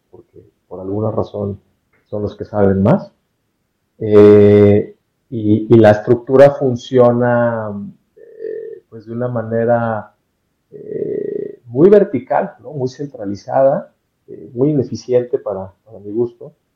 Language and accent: Spanish; Mexico; soy mexicano